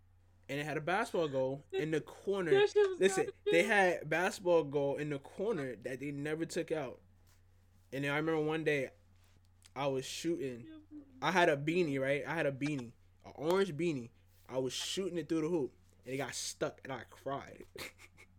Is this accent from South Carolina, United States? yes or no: yes; South Carolina, United States; Growing up in South Carolina